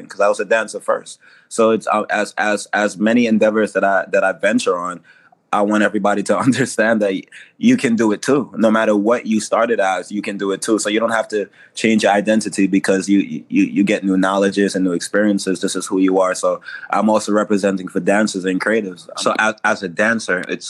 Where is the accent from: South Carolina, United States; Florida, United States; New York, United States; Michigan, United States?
New York, United States; New York City; I'm from Brooklyn, New York City.